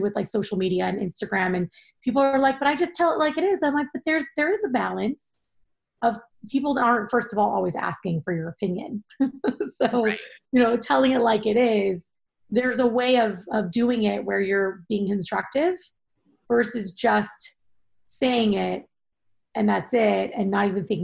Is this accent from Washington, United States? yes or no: yes; Seattle, Washington, United States; moved away as an adult; also born or lived in Manhattan, New York; now in Long Island, United States; I grew up in Seattle, Washington, born and raised, and still in my heart forever, even though I live in Long Island now